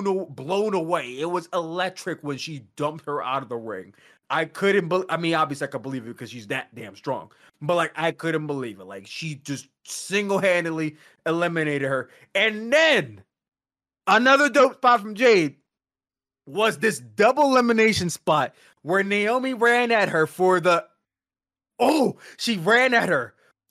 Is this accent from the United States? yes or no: yes; Philadelphia, Pennsylvania, United States; Going into WrestleMania, which is in my hometown of Philadelphia, Pennsylvania